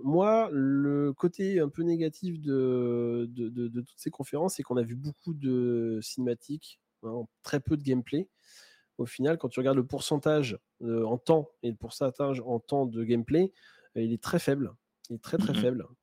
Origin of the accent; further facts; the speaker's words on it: Normandy, France; je suis normand d'origine